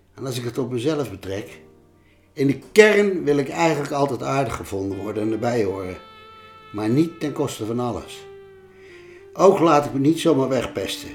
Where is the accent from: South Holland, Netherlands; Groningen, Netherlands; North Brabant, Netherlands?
North Brabant, Netherlands; Bergen op Zoom; In Bergen op zo waar ik ben opgegroeid